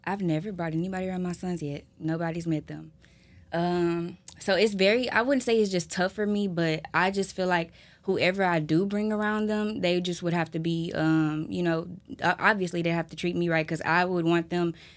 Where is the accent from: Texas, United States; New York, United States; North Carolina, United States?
Texas, United States; Houston; I'm from Houston